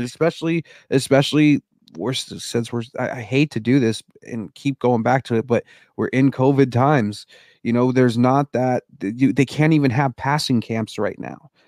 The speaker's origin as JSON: {"language": "English", "town": "Denver", "region": "Colorado", "country": "United States", "tie": "born or raised there", "moved": "yes", "lives_now": "Seattle, United States", "said": "I was born and raised in Denver"}